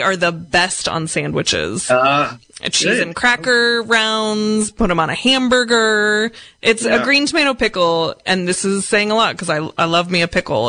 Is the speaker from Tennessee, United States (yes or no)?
no; Seattle, Washington, United States; moved away; I grew up in Seattle